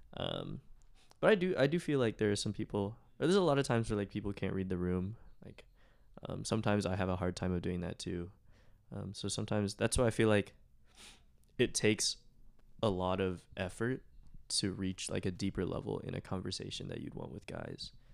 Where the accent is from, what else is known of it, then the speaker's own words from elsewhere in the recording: Plano, Texas, United States; I'm from Plano, Texas.